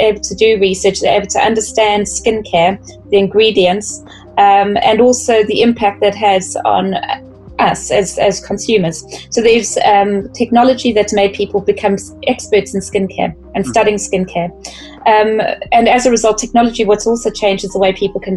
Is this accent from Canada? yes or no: no; South Africa; being South African